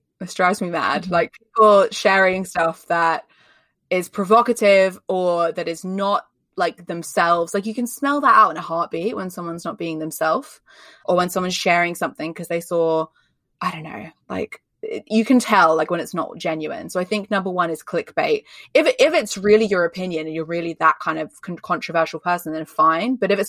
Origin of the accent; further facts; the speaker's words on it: Australia; now in United Kingdom; So if you can't tell from my accent, I live in the UK. I'm not from the UK, I'm Australian, but I live in the UK, so I sound really English.